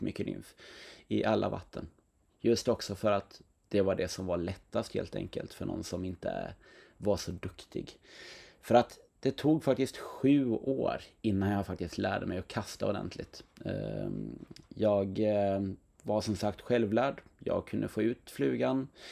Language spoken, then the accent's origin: Swedish; Knäred, Halland County, Sweden; i Knäred där jag växte upp